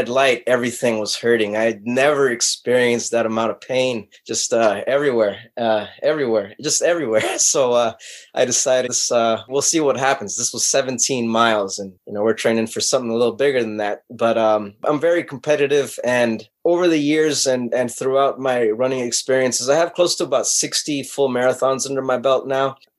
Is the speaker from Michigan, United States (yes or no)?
no; Los Angeles, California, United States; born and raised in Los Angeles